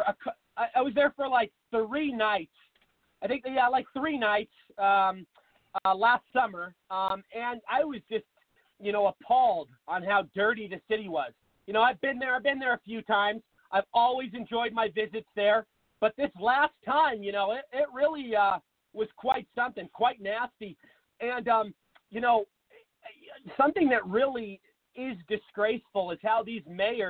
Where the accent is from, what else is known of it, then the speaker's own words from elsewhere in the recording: Seattle, Washington, United States; moved away as an adult; now in Phoenix, United States; I moved to Phoenix about 8 years ago, but I'm originally from Seattle, Washington